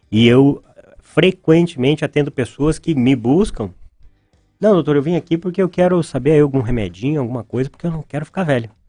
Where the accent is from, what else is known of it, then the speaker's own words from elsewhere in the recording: Pelotas, Rio Grande do Sul, Brazil; moved away as an adult; also born or lived in São José dos Pinhais, Brazil; now in Ponta Grossa, Brazil; Eu sou natural de Pelotas, no Rio Grande do Sul. Estou no Paraná desde 2008. Morei por nove anos e meio em São José dos Pinhais, do ladinho ali de Curitiba.